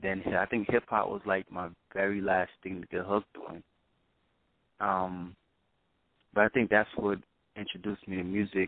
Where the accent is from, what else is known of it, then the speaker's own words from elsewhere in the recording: Brooklyn, New York, United States; now in North Carolina, United States; Well, I'm originally from Brooklyn, New York. It's a real long story prior to me moving here to North Carolina, but I'm originally from Brooklyn, New York.